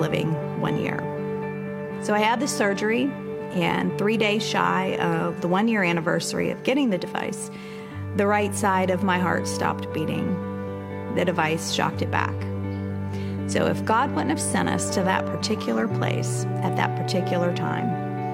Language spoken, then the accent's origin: English; Southern Ohio, United States; We raised the boys where we grew up in Southern Ohio